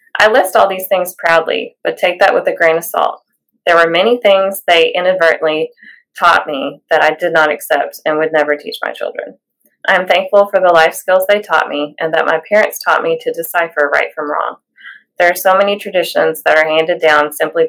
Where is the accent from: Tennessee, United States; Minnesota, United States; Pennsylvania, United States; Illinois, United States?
Tennessee, United States; now in Louisville, United States; I grew up in Tennessee